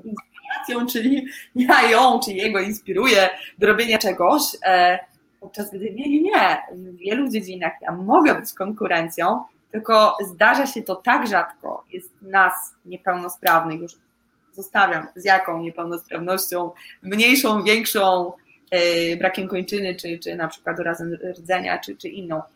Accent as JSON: {"language": "Polish", "region": "a small village in Łódź Voivodeship", "country": "Poland", "said": "Ja w ogóle pochodzę z takiej małej wioseczki w województwie łódzkim"}